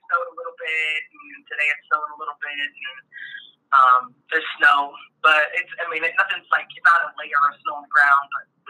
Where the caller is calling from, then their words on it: Euclid, Ohio, United States; I am in Euclid, Ohio, here in the middle of the heartland. So I'm in Ohio.